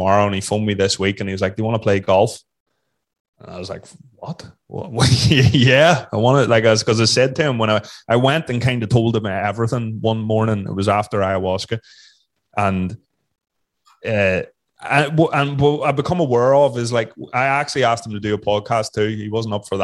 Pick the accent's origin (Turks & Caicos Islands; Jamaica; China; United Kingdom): United Kingdom; Northern Ireland; also born or lived in Australia; growing up in Northern Ireland in the 70s and 80s, where everybody wanted to kill you